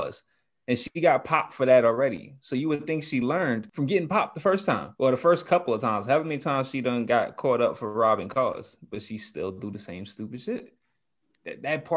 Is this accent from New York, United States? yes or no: yes; New York, United States; I'm from New York.